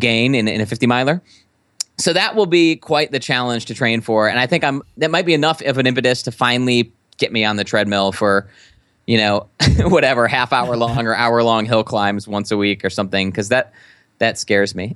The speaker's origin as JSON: {"language": "English", "region": "Midwest", "country": "United States", "said": "a Midwesterner"}